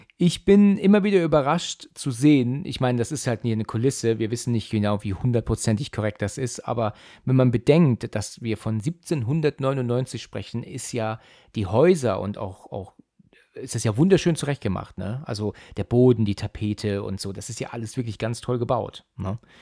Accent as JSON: {"language": "German", "area": "near Frankfurt", "region": "Hesse", "country": "Germany", "said": "Ich komme aus Hessen, ja. Ich bin ja aus der Nähe von Frankfurt"}